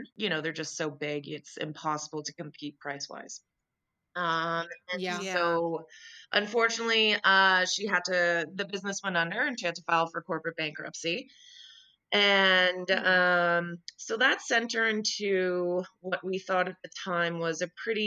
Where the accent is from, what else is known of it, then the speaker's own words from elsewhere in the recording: Calgary, Alberta, Canada; also born or lived in Ottawa; originally I'm from Ottawa, but my family and I moved here when I was 5. So Calgary is definitely home.